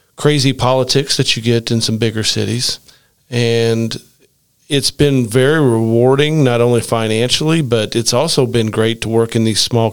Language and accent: English; Rockport, Indiana, United States; my hometown, Rockport, Indiana